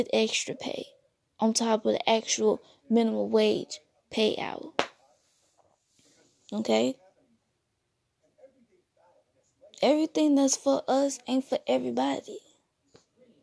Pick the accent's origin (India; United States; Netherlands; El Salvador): United States; I'm African American.